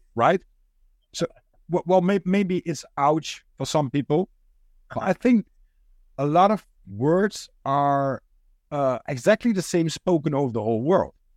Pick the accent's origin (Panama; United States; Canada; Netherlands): Netherlands; first language Dutch; English is a second language; I'm a Dutch guy.